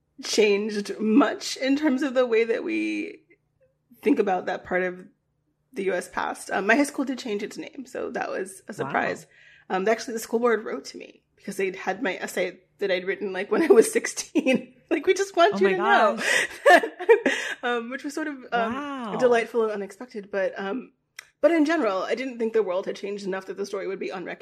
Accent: Virginia, United States; I grew up in Virginia. I went to a high school named after a Confederate general.

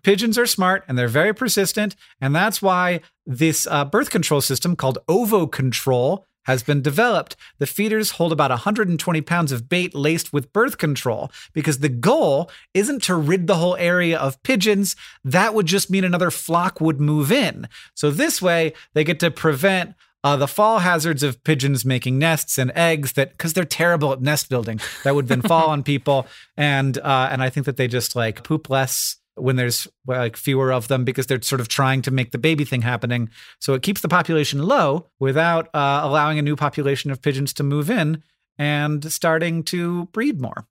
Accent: Florida, United States; I grew up in Florida

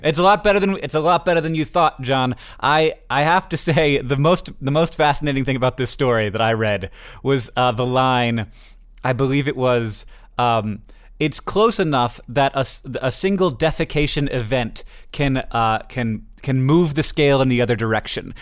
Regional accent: Florida, United States; moved away as an adult; now in Montana, United States; I live in Montana and I say that I'm from Florida. For me, I was, I lived in Florida until I was, you know, I, I, through my entire youngness.

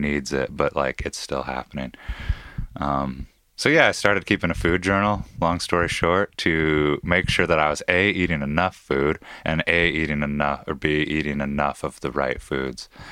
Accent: Issaquah, Washington, United States; I grew up in Issaquah, Washington, yeah, or just outside of it

